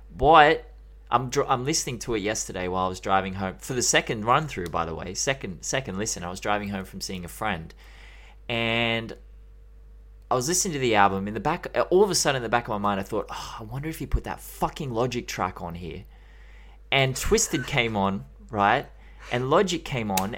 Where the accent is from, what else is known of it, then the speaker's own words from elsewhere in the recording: Australia; I'm Australian